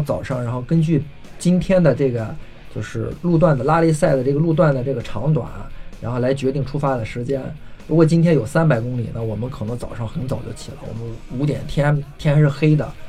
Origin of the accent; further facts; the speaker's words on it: China; 要挑战一下，然后不能给我们中国人丢脸。